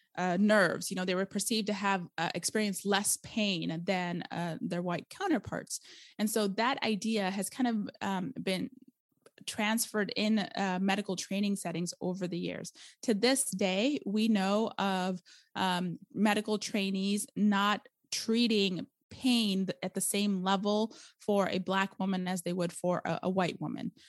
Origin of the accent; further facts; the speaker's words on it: Arizona, United States; accent: valley girl; moved away as an adult; also born or lived in India / California; now in Portland, Oregon, United States; I was raised in Arizona